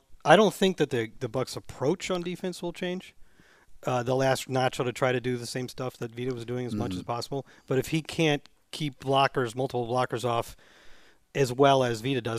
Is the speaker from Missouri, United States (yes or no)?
yes; St. Louis, Missouri, United States; Okay. I'm from St. Louis.